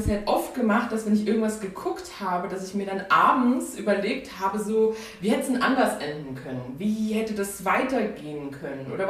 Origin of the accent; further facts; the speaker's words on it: Saarland, Germany; moved away as an adult; also born or lived in Mainz; now in near Cologne, Germany; bin 23 Jahre alt, bin ursprünglich aus dem Saarland, habe äh, in Mainz studiert